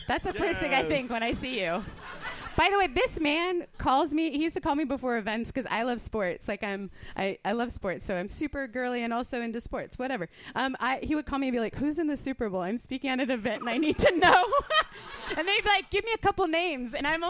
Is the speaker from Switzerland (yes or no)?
no; Canada; also born or lived in United Kingdom; I'm Canadian and British. We're literally not allowed to.